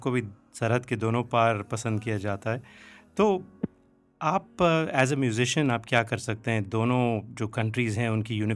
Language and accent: Hindi; Jammu and Kashmir, India; तो अदनान साहब मैं भी कश्मीर से हूँ और पंडित शिव कुमार शर्मा भी कश्मीर से हैं